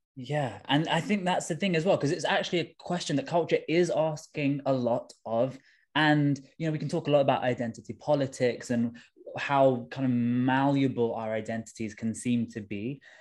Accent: London, United Kingdom; I'm from Tooting in southwest London. Um, my dad is from India originally. My mum is from Sri Lanka. And, um, yeah, I was, I was born and raised in London

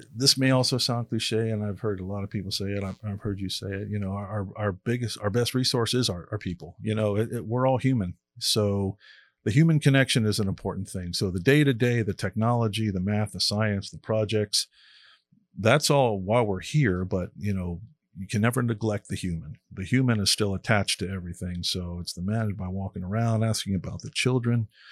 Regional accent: Miami, Florida, United States; I grew up in Miami and, uh, being a beach kid

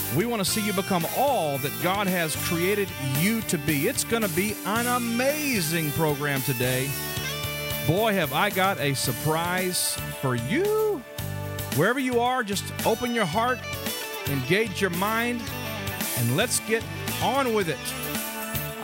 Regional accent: Dallas, Texas, United States; my hometown, Dallas-Fort Worth

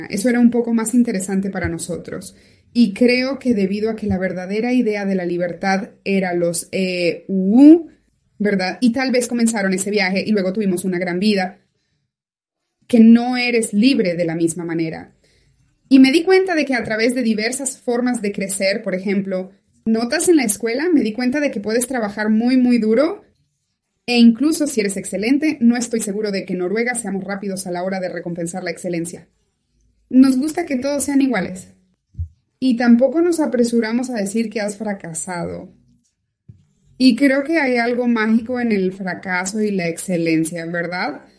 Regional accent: Kalax, Sweden; born there; also born or lived in Norway; No perdieron de vista a Suecia. Esa fue la primera parada. Y allí nací yo, en Kalax, Suecia.

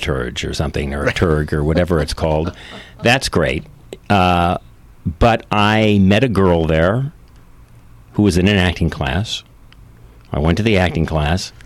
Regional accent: San Joaquin Valley, California, United States; also born or lived in San Francisco; I'm born, bred in California. I grew up in Grapes of Wrath country

